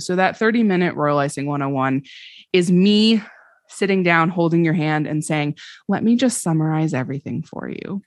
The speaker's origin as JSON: {"language": "English", "region": "Vermont", "country": "United States", "tie": "born or raised there", "also_born_or_lived": "Washington, D.C.", "moved": "as an adult", "said": "I grew up in Vermont"}